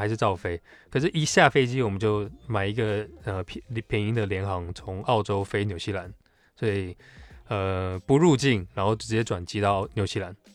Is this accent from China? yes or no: no; Taiwan; 他们看我是台湾人，那时候我还不会讲日文